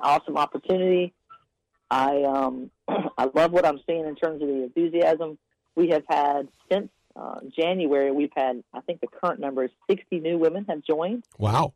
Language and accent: English; York County, Upstate South Carolina, United States; moved away; I'm from South Carolina originally, but I'm from Upper State, of uh, York County area